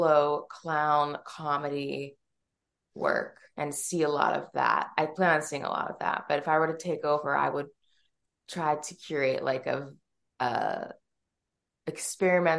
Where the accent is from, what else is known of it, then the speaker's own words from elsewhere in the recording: Philadelphia, New York City region, East Coast, United States; I am from the Philadelphia, New York City region